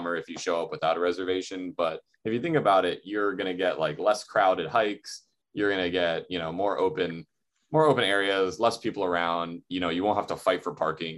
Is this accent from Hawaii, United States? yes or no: yes; North Shore, Oahu, Hawaii, United States; growing up on the North Shore